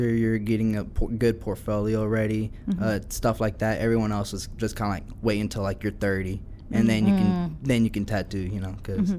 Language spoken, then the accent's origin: English; Wichita, Kansas, United States; Yeah, so I was born and raised in Wichita. Haven't really been out of Kansas very much. I've been to like maybe like 3 states in like the past 20 years.